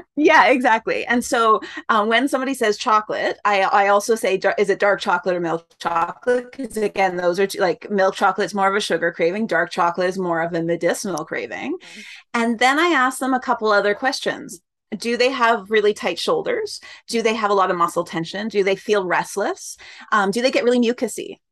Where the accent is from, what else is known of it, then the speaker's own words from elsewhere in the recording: Canada; I'm Canadian